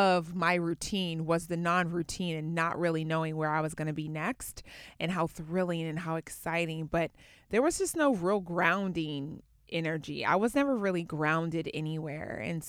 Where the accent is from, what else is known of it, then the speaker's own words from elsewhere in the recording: Atlanta, Georgia, United States; Well, so where I grew up in Atlanta, after I was done with high school, went to college and at Auburn University in Alabama